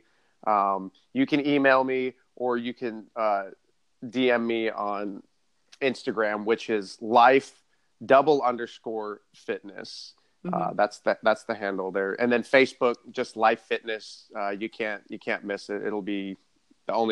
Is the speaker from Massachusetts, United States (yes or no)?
no; southern Arizona, United States; moved away; I'm from Arizona originally, and they just got snow in like, I'm from southern Arizona, like the desert.